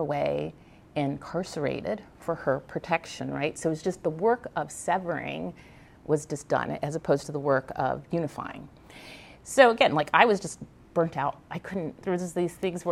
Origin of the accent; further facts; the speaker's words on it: Virginia, United States; I grew up in Virginia.